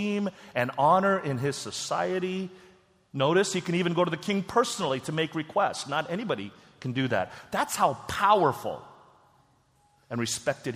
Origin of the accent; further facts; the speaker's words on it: South Korea; moved away; my home country, Korea